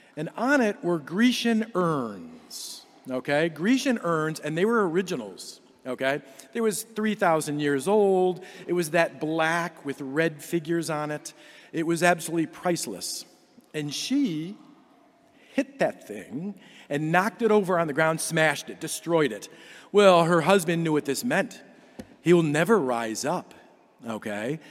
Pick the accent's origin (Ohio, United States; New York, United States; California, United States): Ohio, United States; Cleveland; I grew up in Cleveland